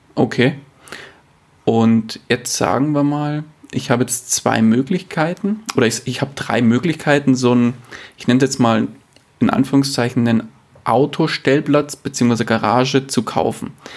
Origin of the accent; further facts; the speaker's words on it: near Munich, Bavaria, Germany; bin ich aus der Nähe von München